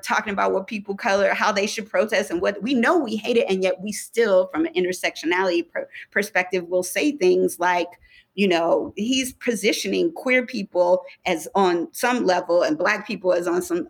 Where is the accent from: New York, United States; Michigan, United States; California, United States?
Michigan, United States; moved away; I'm from Michigan.